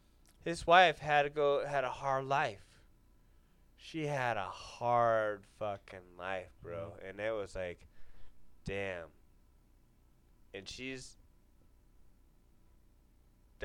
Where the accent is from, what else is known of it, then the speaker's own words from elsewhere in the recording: Huntington Beach, California, United States; where I grew up in Huntington Beach